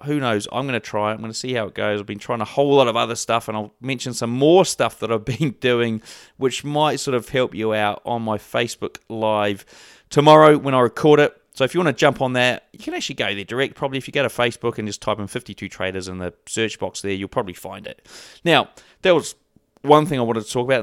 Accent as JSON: {"language": "English", "country": "New Zealand", "said": "I'm from New Zealand"}